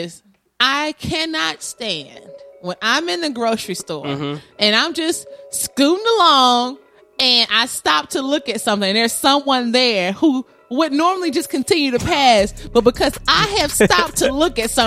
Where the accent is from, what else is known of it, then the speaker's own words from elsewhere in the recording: the South, United States; I'm from the South